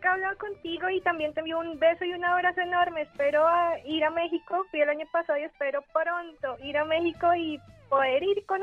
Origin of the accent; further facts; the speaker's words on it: Bogotá, Colombia; accent: mix; Yo soy de Bogotá, aunque, bueno, como dices, mi acento, mi acento es una mezcla.